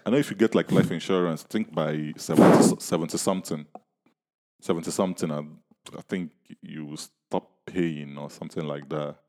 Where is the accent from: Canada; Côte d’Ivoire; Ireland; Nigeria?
Nigeria; I'm from Nigeria